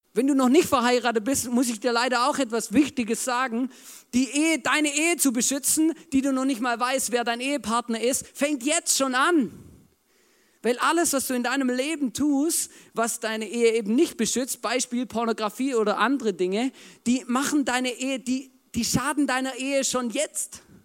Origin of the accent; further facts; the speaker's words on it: Germany; ich bin auch Deutscher